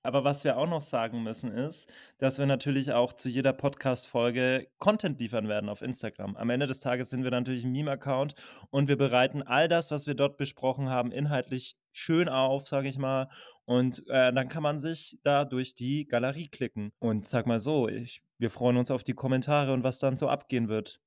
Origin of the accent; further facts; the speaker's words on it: Berlin, Germany; komme aus Berlin